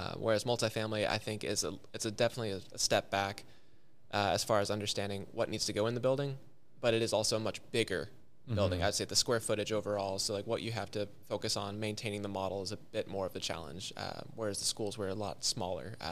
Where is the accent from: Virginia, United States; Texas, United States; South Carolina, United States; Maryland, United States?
Texas, United States; outside of Austin; growing up outside of Austin